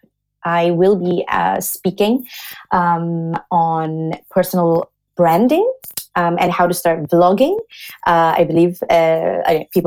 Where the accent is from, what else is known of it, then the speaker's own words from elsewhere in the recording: Singapore; also born or lived in Australia / London; now in Germany; I'm originally from Singapore